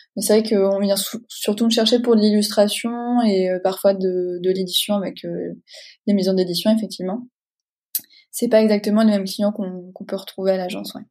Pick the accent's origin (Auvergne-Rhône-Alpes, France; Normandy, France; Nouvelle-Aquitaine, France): Nouvelle-Aquitaine, France; Deux-Sèvres; à l'origine, je viens des Deux-Sèvres